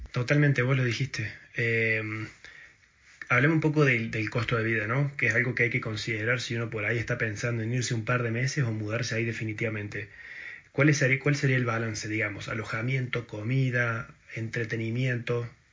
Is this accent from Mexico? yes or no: no; Argentina; moved away; soy argentino